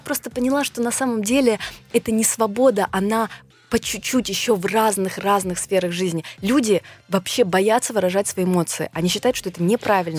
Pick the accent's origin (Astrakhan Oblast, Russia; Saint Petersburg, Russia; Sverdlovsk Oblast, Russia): Sverdlovsk Oblast, Russia; Nizhny Tagil; я родилась в Нижнем Тагиле, у меня папа армянин, мама азербайджанка